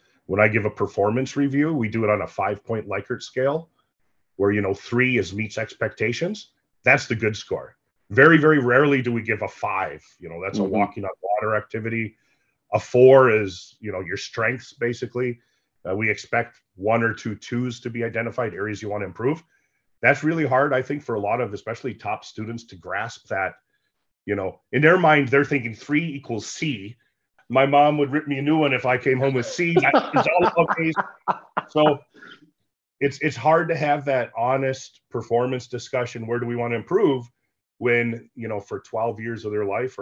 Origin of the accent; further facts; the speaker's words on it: United States; moved away as an adult; now in Canada; I'm an American, but I work in Canada now for the last 13 years